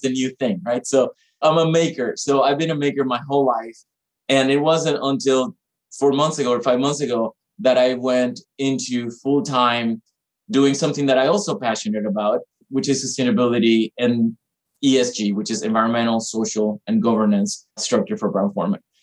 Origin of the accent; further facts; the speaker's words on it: Panama; moved away; me growing up in Panama